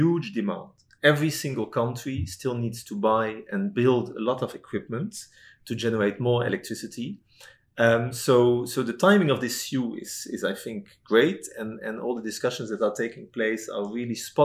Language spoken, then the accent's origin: English; Netherlands; moved away as an adult; now in Singapore; I'm from Holland